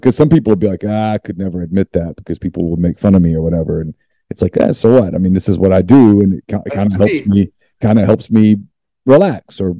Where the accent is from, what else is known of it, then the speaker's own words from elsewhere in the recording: Ruston, Louisiana, United States; I'm a Louisiana guy. I grew up in Ruston